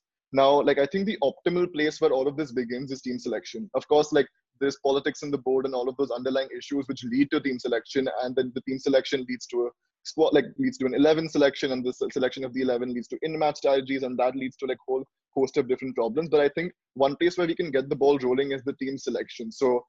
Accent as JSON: {"language": "English", "town": "Mumbai", "region": "Maharashtra", "country": "India", "said": "I'm from Mumbai"}